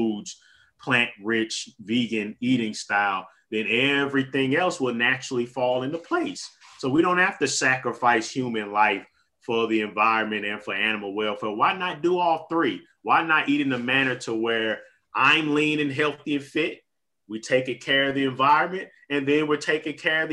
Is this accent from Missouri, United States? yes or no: yes; St. Louis, Missouri, United States; I have been restricted to my hometown of St. Louis, Missouri.